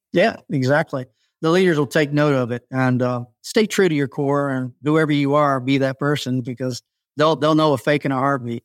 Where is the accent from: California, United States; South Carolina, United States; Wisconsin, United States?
South Carolina, United States; I grew up in the South as a man